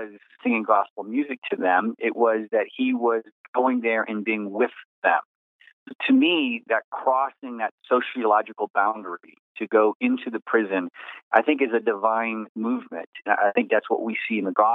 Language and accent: English; Abilene, Texas, United States; my hometown in Abilene, Texas